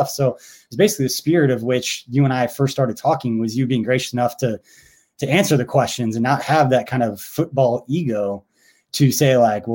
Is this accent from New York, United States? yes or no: no; Stilwell, Kansas, United States; I grew up in Stillwell, Kansas